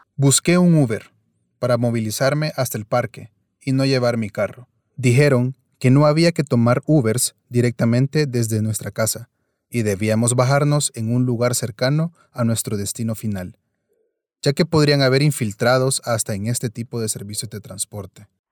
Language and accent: Spanish; El Salvador; que se nos puede quitar como salvadoreños